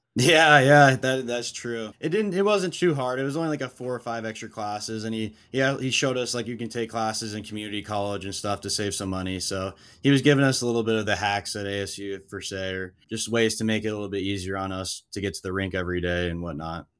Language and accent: English; Seattle, Washington, United States; we're from Seattle